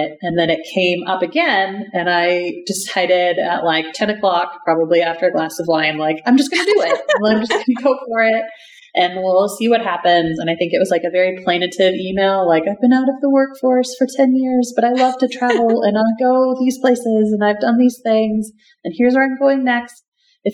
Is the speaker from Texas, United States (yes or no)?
yes; Texas, United States; moved away as an adult; also born or lived in Colorado / Germany; as a Texan